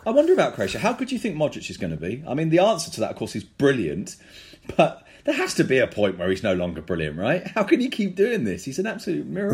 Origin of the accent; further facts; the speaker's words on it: London, United Kingdom; we're two guys from London